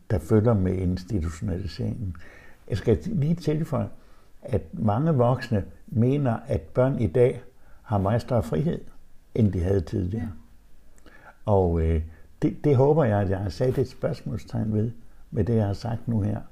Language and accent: Danish; Vendsyssel, North Denmark Region, Denmark; i Vendsyssel, hvor jeg kommer fra